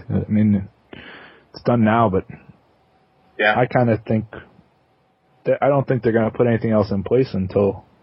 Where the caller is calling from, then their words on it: New York, United States; in New York.